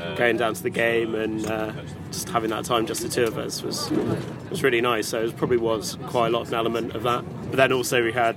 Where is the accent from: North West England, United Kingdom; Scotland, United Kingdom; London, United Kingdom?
North West England, United Kingdom; Manchester; growing up in Manchester